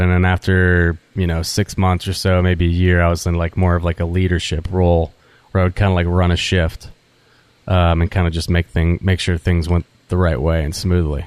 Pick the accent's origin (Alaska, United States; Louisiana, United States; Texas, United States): Louisiana, United States; New Orleans; also born or lived in Alabama; growing up in New Orleans